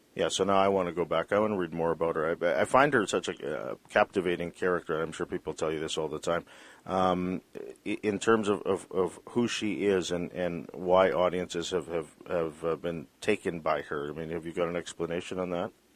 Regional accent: British Columbia, Canada; as a British Columbian

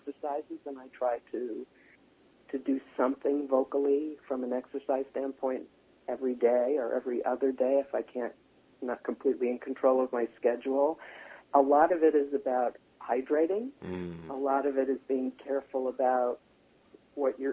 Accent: Long Island, New York, United States; accent: East Coast; also born or lived in Manhattan, New York; I was born in Manhattan, and I grew up on Long Island

